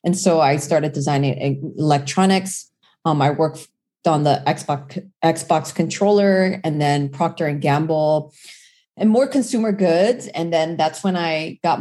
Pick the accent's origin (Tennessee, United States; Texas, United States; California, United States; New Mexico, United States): California, United States; Orange County; also born or lived in South Korea; I'm a Korean immigrant. I immigrated when I was 8 years old and I grew up in Orange County